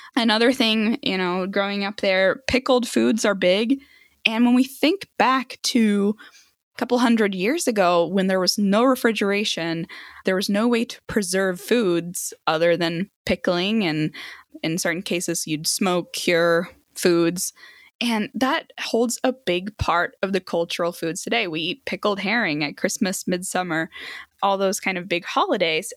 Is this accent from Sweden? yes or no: yes; Sweden; now in United States; I grew up in Sweden